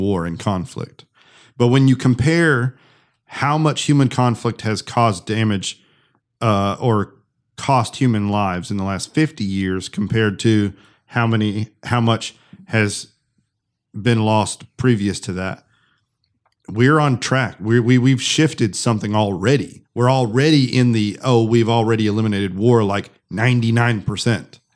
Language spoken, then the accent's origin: English; United States; as an American